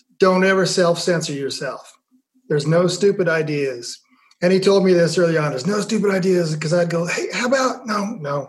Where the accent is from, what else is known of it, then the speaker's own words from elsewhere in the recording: Nebraska, United States; I'm from Nebraska.